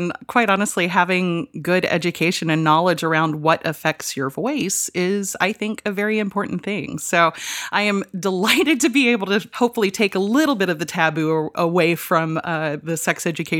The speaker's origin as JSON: {"language": "English", "region": "Georgia", "country": "United States", "tie": "born or raised there", "said": "Well, I grew up, hilariously enough, in the Deep South, in a tiny little valley in North Georgia. Rome, Georgia is the town that we went to for groceries."}